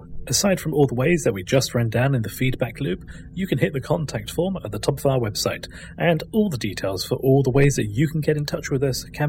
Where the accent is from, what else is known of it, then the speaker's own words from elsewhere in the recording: United Kingdom; There's certain things I have to say being British